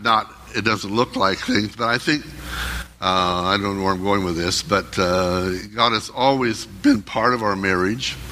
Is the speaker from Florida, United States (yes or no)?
no; California, United States; I was from California